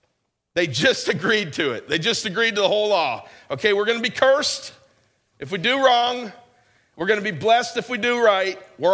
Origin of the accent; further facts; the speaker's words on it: New York, United States; this is where I grew up in New York.